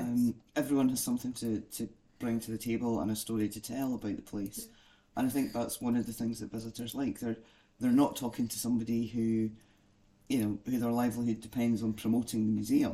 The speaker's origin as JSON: {"language": "English", "town": "Abernethy", "region": "Scotland", "country": "United Kingdom", "tie": "born or raised there", "said": "I was also born and brought up in Abernethy"}